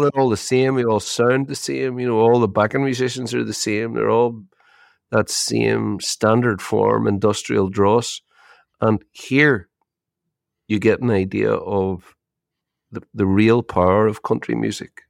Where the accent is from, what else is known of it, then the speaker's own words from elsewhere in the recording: Ireland; you're Irish